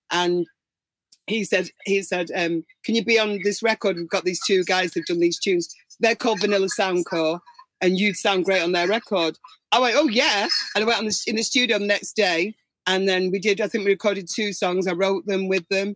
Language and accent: English; Manchester, North West England, United Kingdom; my hometown at the Albert Hall here